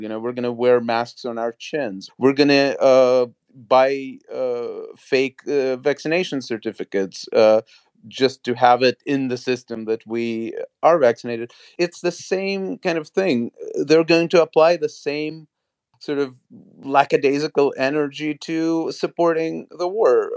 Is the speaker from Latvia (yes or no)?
yes; Latvia; moved away; I come from Soviet occupied Latvia and um, I come from a Russian speaking Jewish community there.